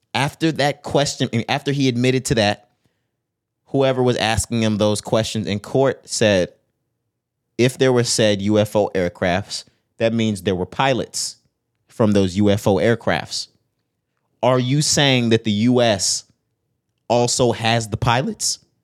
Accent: Texas, United States; I'm from Texas

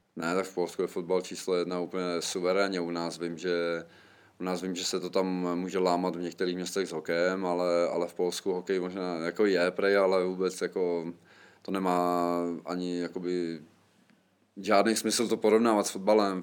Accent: Czechia; moved away as an adult; also born or lived in Poland

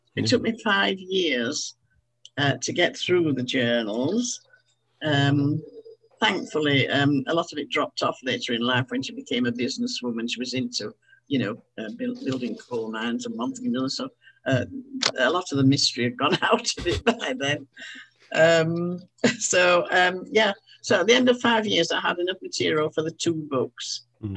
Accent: Halifax, Yorkshire and the Humber, United Kingdom; I'd been born and brought up in Halifax

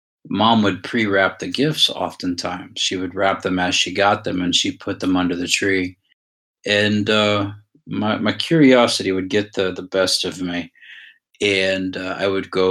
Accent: Shelby, Ohio, United States; also born or lived in Brunswick, Georgia; We moved back up to Shelby, Ohio

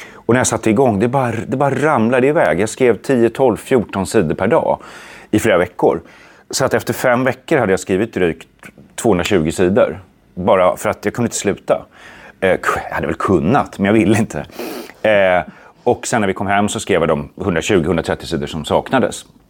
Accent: Sweden; jag är en svensk skräckförfattare

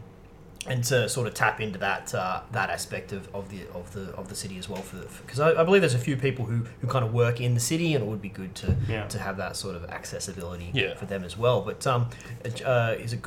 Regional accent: Newcastle, New South Wales, Australia; now in Melbourne, Australia; my hometown of Newcastle

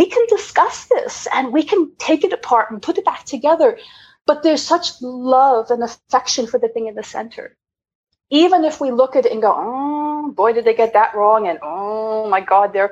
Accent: Long Island, New York, United States; I was raised an overprivileged white cis woman from Long Island.

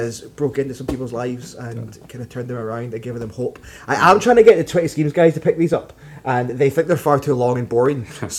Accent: Ards, Northern Ireland, United Kingdom; also born or lived in Glasgow; I was a pastor from Ards, but in Glasgow.

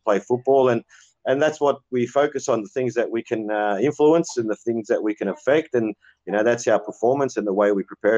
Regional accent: Cabramatta, New South Wales, Australia; where I grew up in Cabramatta

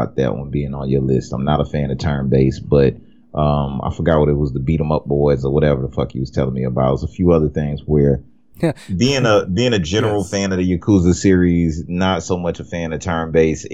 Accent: United States; I'm American.

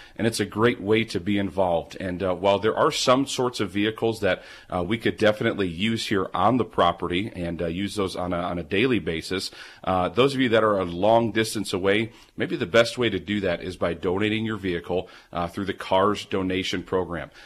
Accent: Milwaukee, Wisconsin, United States; now in Hillsboro, United States; Growing up in Milwaukee

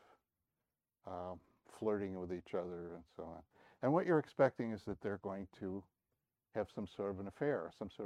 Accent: the East, East Coast, United States; moved away; I grew up in the East

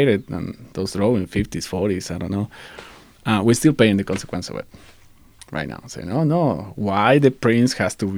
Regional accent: Ecuador; English is a second language; now in United States; When I grew up in Ecuador

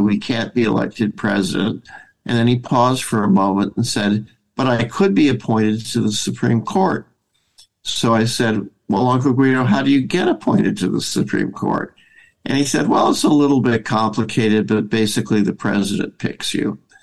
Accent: Madison, Wisconsin, United States; I was born in Madison, Wisconsin

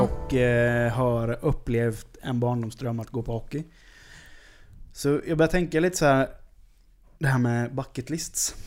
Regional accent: Sweden; som svensk man

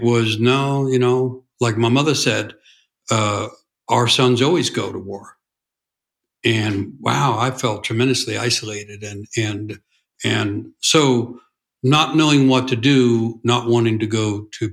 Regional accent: New York City, New York, United States; I grew up in New York City in what was called a blue-collar

